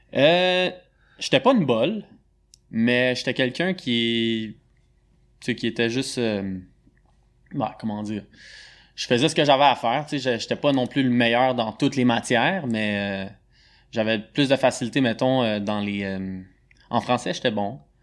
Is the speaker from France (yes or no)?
no; Montreal, Quebec, Canada; De Montréal, born and raised.